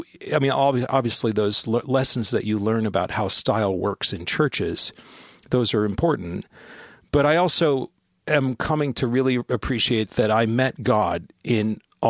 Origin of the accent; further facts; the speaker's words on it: San Bernardino, California, United States; born there; I was born in San Bernardino, California in 1975, and my father was in the Air Force at the time, and we moved a lot.